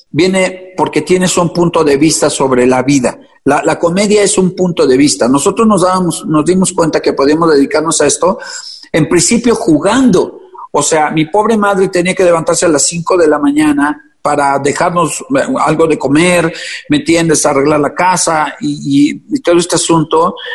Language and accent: Spanish; Puebla, Mexico; born there; En Puebla.